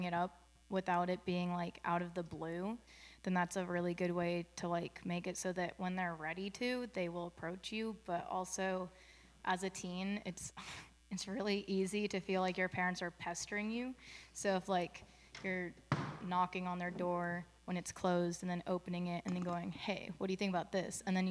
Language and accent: English; Castro Valley, California, United States; I'm from Castro Valley, which is East Bay area near Oakland